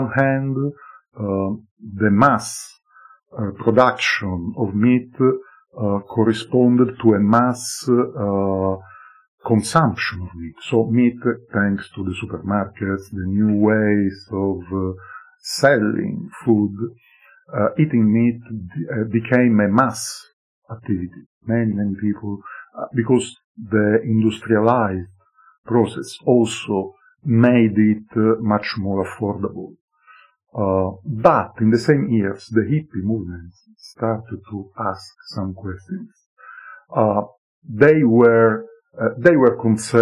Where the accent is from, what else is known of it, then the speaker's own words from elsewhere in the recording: Sicily, Italy; moved away; also born or lived in Stirling, Scotland; I was born in Sicily